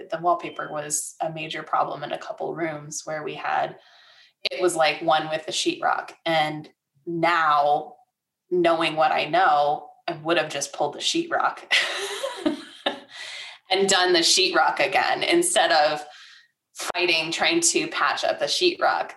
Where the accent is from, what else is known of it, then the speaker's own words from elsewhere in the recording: Michigan, United States; moved away as an adult; now in Tulsa, United States; I come from Michigan